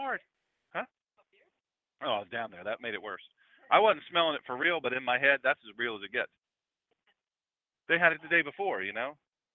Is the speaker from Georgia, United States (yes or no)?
no; Lewes, Delaware, United States; I'm from Lewis, Delaware, where we eat crabs and clams and oysters. I could pick a crab at 3-4 years old